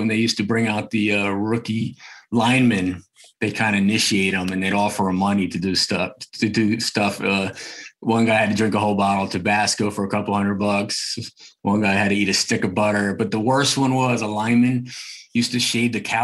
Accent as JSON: {"language": "English", "region": "New Jersey", "country": "United States", "tie": "born or raised there", "said": "growing up in North Jersey"}